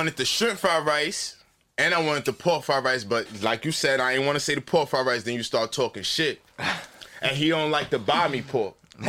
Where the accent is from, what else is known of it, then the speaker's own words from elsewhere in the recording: New York City, New York, United States; I'm from Harlem, but you know my roots is from South Carolina